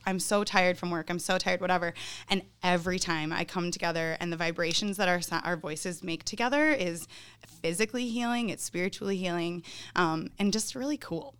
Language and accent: English; Northern Illinois, United States; moved away as an adult; now in Milwaukee, United States; I grew up in Northern Illinois